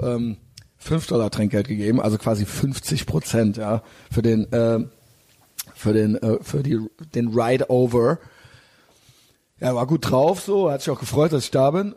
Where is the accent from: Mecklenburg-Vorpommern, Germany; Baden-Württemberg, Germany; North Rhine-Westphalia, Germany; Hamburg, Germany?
North Rhine-Westphalia, Germany; Cologne; ich bin aus Köln